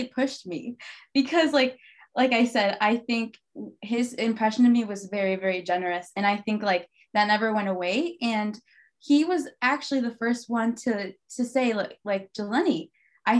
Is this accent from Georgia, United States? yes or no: no; Wyoming, Michigan, United States; My sisters and I grew up in Wyoming, Michigan, but my parents are from Mexico